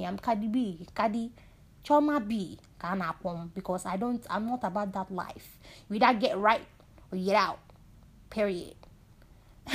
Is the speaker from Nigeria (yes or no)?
yes; Nigeria; being Nigerian